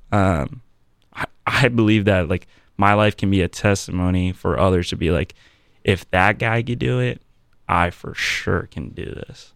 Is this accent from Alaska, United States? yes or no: no; Virginia Beach, Virginia, United States; moved away as an adult; now in Columbus, United States; born and raised in Virginia Beach